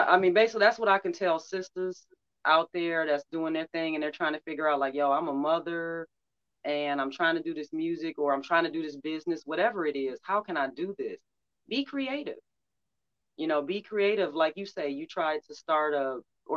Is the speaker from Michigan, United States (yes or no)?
yes; Detroit, Michigan, United States; I'm from Detroit, I'm from Motown, so I had Motown playing all the time